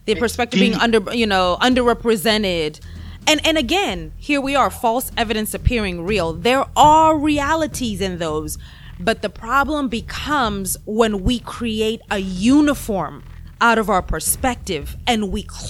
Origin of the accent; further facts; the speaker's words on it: Kenya; now in United States; I am from Kenya, right? And it's funny when I first came, you know, to the U.S., obviously I would hear a lot, oh, you have an accent